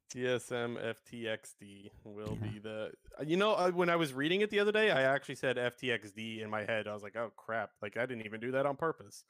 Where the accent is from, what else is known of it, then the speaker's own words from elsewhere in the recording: Canada; I'm Canadian